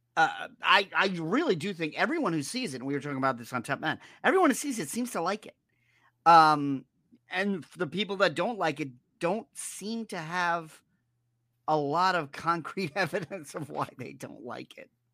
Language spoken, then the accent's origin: English; East Coast, United States; moved away; I'm from the East Coast, which is hurricanes